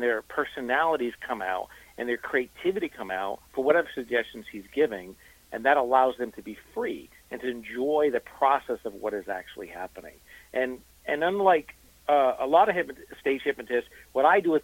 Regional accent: East Coast, United States; moved away; I'm originally from the East Coast

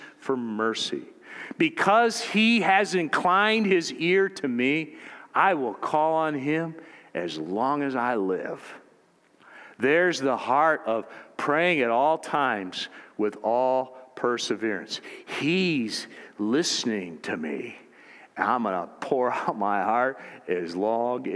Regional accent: United States; as American Christians in the culture we've grown up

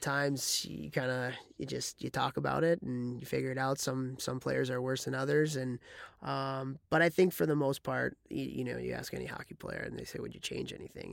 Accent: Chicago, Illinois, United States; moved away as an adult; now in Ithaca, United States; I'm from Chicago

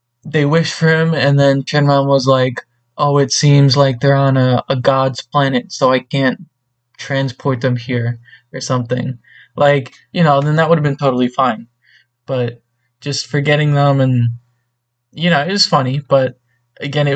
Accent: United States; as an American who doesn't know any Japanese

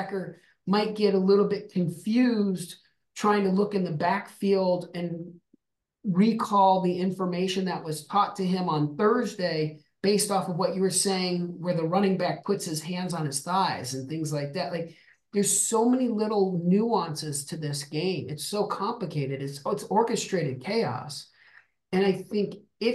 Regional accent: Albuquerque, New Mexico, United States; I'm from the desert. I grew up in Albuquerque, New Mexico

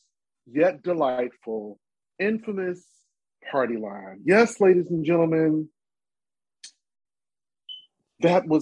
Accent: Chicago, Illinois, United States; I'm from Chicago

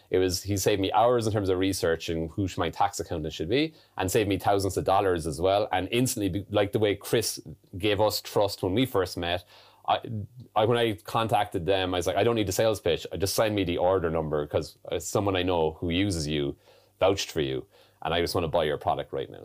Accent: Ireland; moved away as an adult; also born or lived in London, United Kingdom / United States; growing up in Ireland

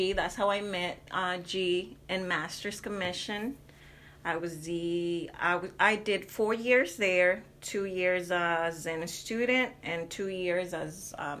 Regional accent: Mexico; accent: Hispanic; English is a second language; now in United States; I'm originally from Mexico. I've been in the United States for way too long. I think 20 years.

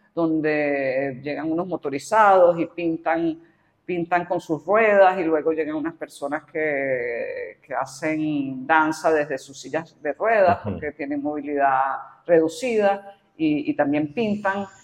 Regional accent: Caracas, Capital District, Venezuela; yo me considero pues caraqueña, venezolana, tengo sentido de arraigo

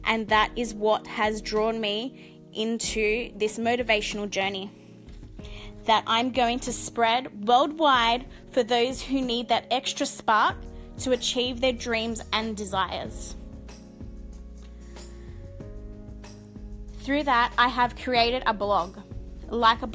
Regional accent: Sydney, New South Wales, Australia; I'm 29 years old and I'm from Sydney, Australia

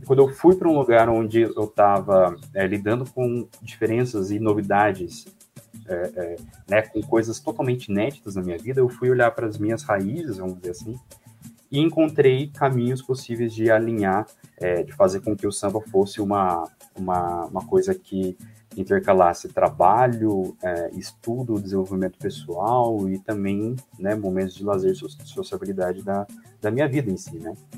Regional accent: Taubaté, São Paulo, Brazil; moved away as an adult; fui nascido e criado em Taubaté

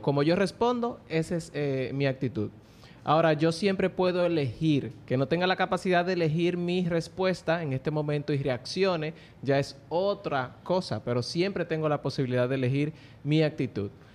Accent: Dominican Republic

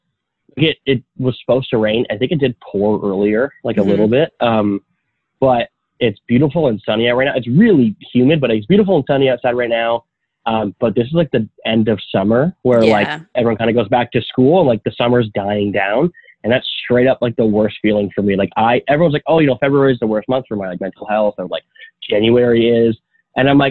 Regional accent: outside of Toronto, Ontario, Canada; now in Toronto, Canada; I grew up 30 minutes outside of Toronto, outside of downtown

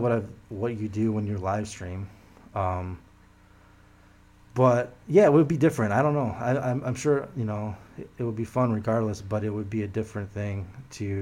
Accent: Michigan, United States; I'm from Michigan

